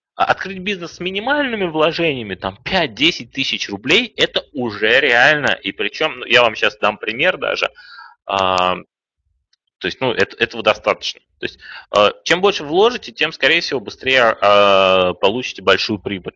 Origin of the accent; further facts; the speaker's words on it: Kazan, Tatarstan, Russia; moved away; also born or lived in Saint Petersburg; Я сам из Казани, кстати.